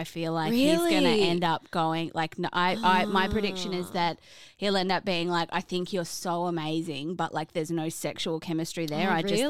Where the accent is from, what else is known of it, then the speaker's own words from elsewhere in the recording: Australia; we're Australian, bro.